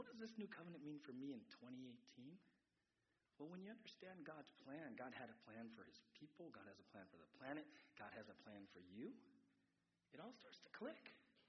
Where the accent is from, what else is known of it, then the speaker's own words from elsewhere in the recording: San Diego, California, United States; I grew up in San Diego, and I know it can be awkward, you know, all this freedom to move forward.